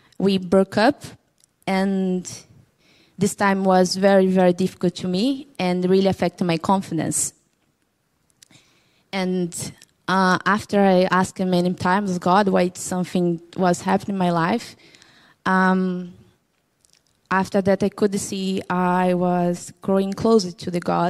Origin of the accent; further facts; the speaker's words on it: Brazil; English is a second language; now in Cork, Ireland; I'm from Brazil. I'm 31 years old.